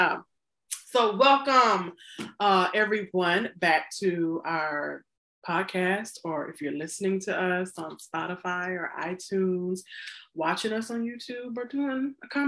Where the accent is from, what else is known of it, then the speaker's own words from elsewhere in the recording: the South, United States; I'm from the South